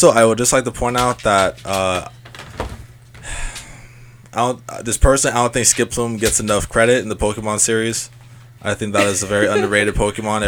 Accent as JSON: {"language": "English", "town": "Long Beach", "region": "California", "country": "United States", "tie": "born or raised there", "said": "I was born in Long Beach."}